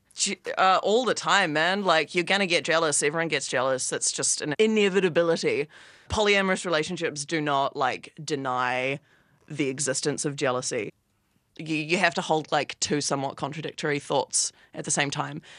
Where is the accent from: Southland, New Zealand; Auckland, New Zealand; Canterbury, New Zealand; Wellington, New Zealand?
Wellington, New Zealand; moved away as an adult; now in Melbourne, Australia; I live in Melbourne. I've lived here for about a year, and I'm from Wellington, New Zealand.